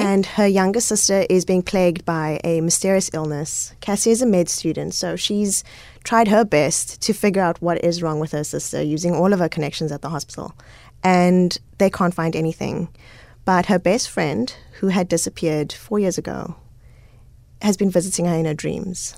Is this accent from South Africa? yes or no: yes; Cape Town, Western Cape, South Africa; also born or lived in Goodwood; I grew up all over Cape Town